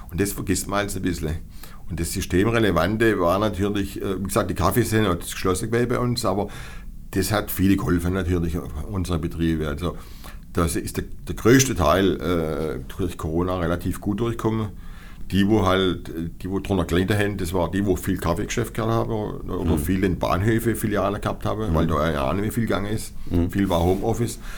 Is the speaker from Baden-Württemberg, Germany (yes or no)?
yes; Baden-Württemberg, Germany; Das gibt es bei uns in Baden-Württemberg so nicht.